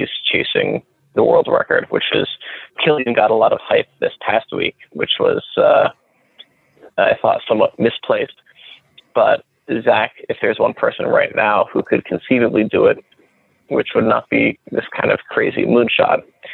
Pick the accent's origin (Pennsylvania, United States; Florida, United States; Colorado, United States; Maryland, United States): Pennsylvania, United States; Pittsburgh; now in New York, United States; I hail originally from Pittsburgh.